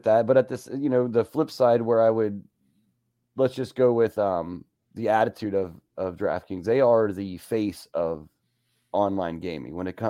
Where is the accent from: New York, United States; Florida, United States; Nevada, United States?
Nevada, United States; Las Vegas; now in Ohio, United States; I was born in Vegas, raised on the horse track, kind of like Joel.